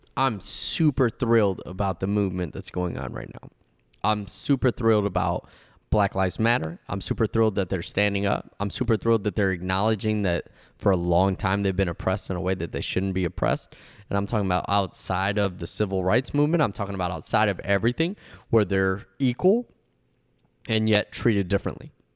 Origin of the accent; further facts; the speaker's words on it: United States; first language Spanish; English is a second language; I'm Cuban. Uh, uh, uh, my mother and father came from Cuba. I'm one hundred percent Cuban, but I was born in the United States, so I'm one hundred percent American.